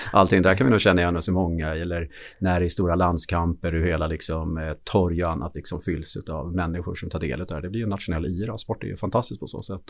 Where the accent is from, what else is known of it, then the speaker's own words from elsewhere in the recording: Gotland, Sweden; jag är född på Gotland då, så att eh, jag skulle börja spela hockey i Visby AIK. Och jag var, tror jag, sex år gammal